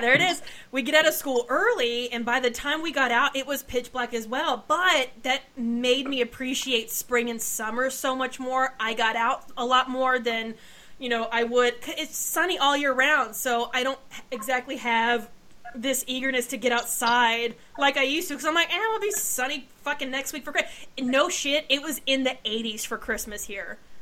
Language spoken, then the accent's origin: English; Pacific Northwest, United States; moved away; also born or lived in Texas; I grew up in the Pacific Northwest, lived in Texas